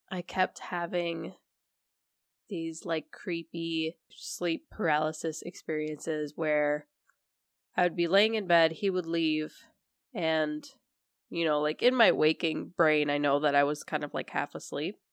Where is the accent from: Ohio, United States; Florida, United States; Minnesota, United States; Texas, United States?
Minnesota, United States; Minneapolis; I come from Minneapolis